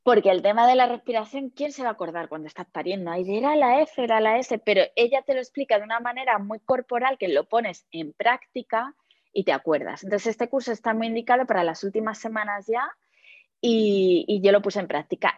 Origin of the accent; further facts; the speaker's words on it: Madrid, Community of Madrid, Spain; yo soy de Madrid